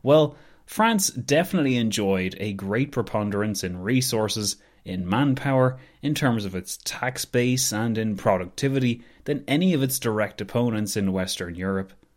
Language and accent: English; Ireland; as an Irish person